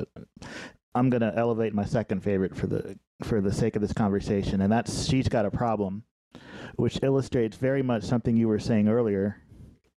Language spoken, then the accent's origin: English; Midwest, United States; I'm from the Midwest. I've only been in New York as a tourist.